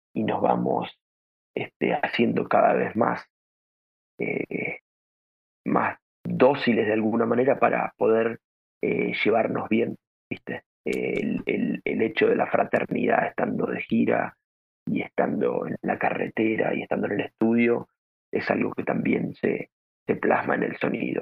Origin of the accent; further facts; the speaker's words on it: Venado Tuerto, Santa Fe, Argentina; moved away; mi, pueblo, de mi tierra, de mi ciudad, ya que es un, si bien es una ciudad pequeña del, interior del país, de Argentina